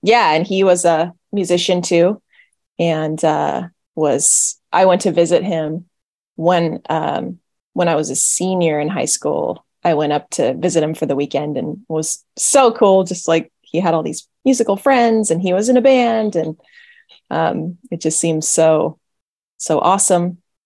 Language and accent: English; an hour north of Fresno, San Joaquin Valley, Central California, United States; I was born and raised in Central California, uh, kind of just in the middle of the state, in the middle of nowhere